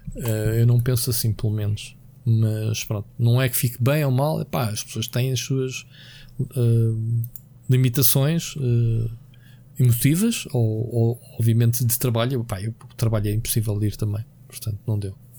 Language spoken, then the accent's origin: Portuguese; Queluz, Lisbon, Portugal; Queluz, que foi onde eu cresci